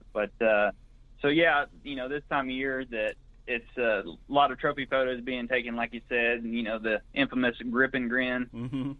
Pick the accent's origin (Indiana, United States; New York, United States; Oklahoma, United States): Oklahoma, United States; Greenfield; also born or lived in Watonga, Oklahoma; I'm originally from Blaine County. That's in the northwest part of the state, about 60 miles northwest of Oklahoma City, mm-hmm. a little town called Greenfield. Went to high school in Watonga